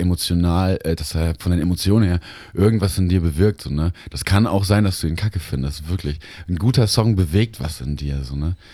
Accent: Baden-Württemberg, Germany; moved away as an adult; also born or lived in Cologne; now in Lemgo, Germany; mein Zuhause war dann nicht meine Heimat in Baden-Württemberg, sondern mein Zuhause war in Lemgo, in meiner Studienstadt

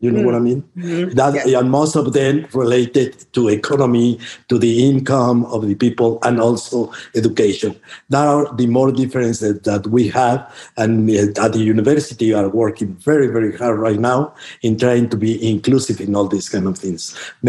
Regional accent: Mexico; I am Mexicano. Yeah, I am from Mexico, I am Mexicano. And that is the way that we identify all over the world. Actually, my family came from my father and mother's side came from Spain, obviously, but they arrived in Mexico in the 16th century.

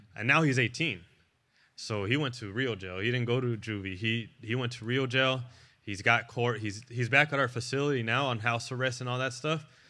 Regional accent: National City, California, United States; moved away; I'm from National City down in San Diego.

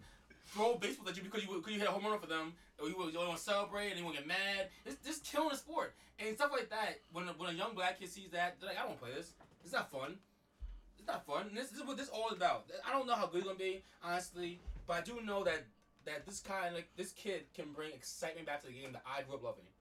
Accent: Mount Vernon, New York, United States; growing up in Mount Vernon, small town Vernon, we had a great little league and a Babe Ruth league

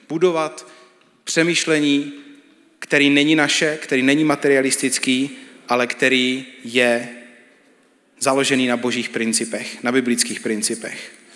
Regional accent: Czechia; my jako Češi máme hodně často krabičky

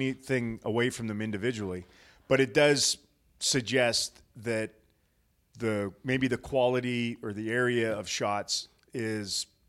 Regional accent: Western Canada, Canada; now in Dallas, United States; I love Western Canadians. I'm from Western Canada.

